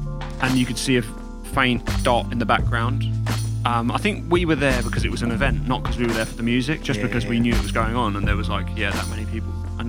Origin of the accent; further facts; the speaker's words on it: Brighton, South East England, United Kingdom; Yeah, born and bred.